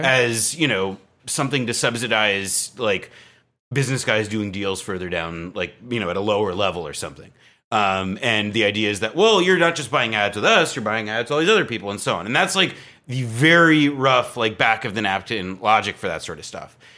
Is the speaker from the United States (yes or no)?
yes; East Coast, United States; moved away as an adult; also born or lived in New Jersey / Berkeley, California; now in Brooklyn, United States; I grew up on the East Coast